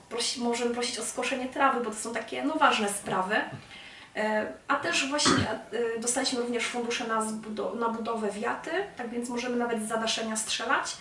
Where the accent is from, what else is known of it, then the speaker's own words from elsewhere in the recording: Czarnków, Greater Poland, Poland; moved away as an adult; now in Gorzów Wielkopolski, Poland; wrócić do Czarnkowa, mojego rodzinnego miasta